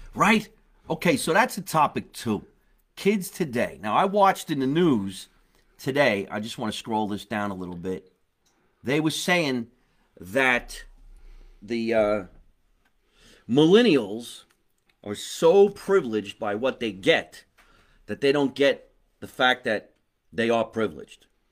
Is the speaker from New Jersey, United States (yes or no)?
yes; New Jersey, United States; we're all from New Jersey